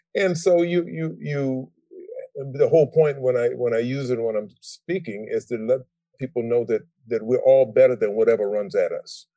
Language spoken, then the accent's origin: English; Savannah, Georgia, United States; I grew up in Savannah, Georgia